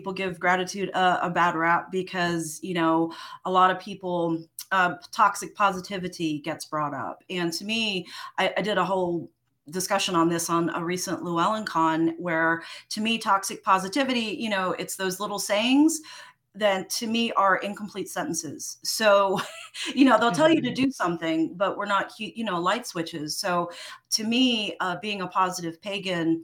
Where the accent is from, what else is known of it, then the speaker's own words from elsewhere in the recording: New York City, New York, United States; I grew up in New York City, spent a lot of time in little like pocket parks in Central Park